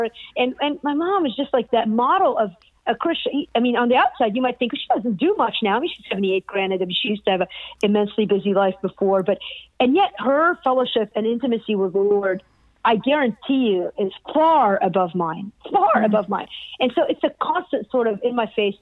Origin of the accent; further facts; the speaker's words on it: Beirut, Beirut Governorate, Lebanon; now in United States; I grew up in Beirut